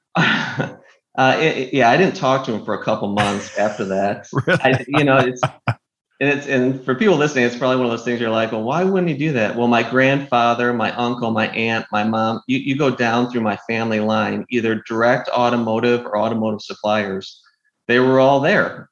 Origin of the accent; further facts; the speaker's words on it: Northville, Michigan, United States; moved away as an adult; now in Austin, United States; I grew up in a small town called Northville